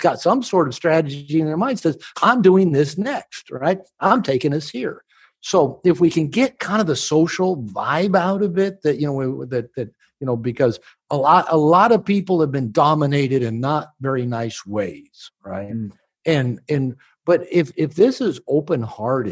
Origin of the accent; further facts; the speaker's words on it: United States; I'm from America